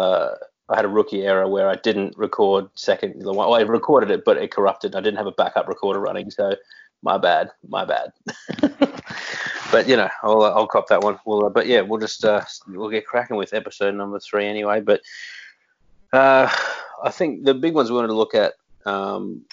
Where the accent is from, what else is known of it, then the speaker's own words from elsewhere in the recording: Australia; we are Australian